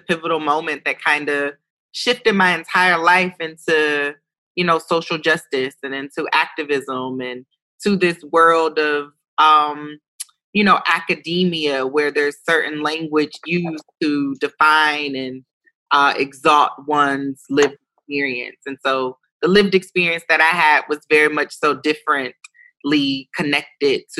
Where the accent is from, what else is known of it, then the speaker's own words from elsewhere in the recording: Ohio, United States; also born or lived in New York City; I was an Ohio girl from New York City